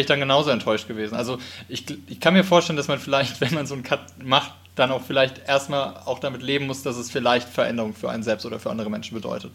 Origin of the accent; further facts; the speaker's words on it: Wiesbaden, Hesse, Germany; Ich bin in Wiesbaden aufgewachsen